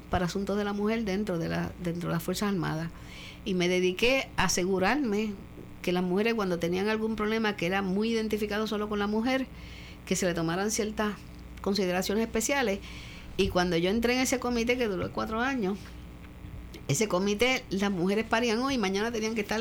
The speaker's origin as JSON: {"language": "Spanish", "town": "Mayagüez", "country": "Puerto Rico", "lives_now": "San Juan, Puerto Rico", "said": "Porque como yo no me crié aquí, mi marido murió, mm, me vine de Mayagüez a San Juan, que es donde yo podía tener un poco de periferia."}